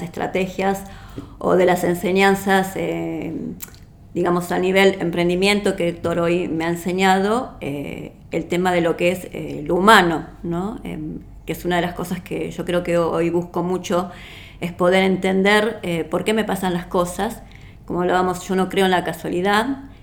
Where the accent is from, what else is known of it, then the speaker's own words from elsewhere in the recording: Uruguay; now in Argentina; yo soy uruguaya y vivo aquí en la Argentina.